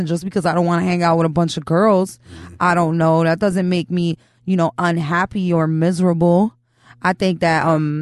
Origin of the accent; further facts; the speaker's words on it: New York City, New York, United States; I'm from Chelsea